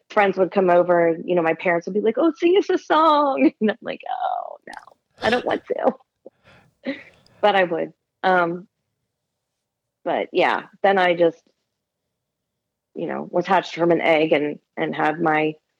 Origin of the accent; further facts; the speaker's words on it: Maryland, United States; Southern Maryland, in Lesby.